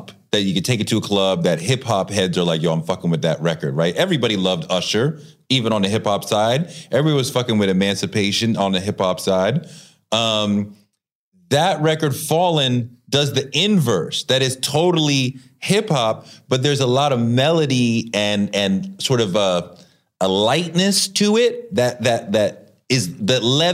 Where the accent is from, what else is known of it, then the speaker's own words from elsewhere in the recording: New York, United States; as a New Yorker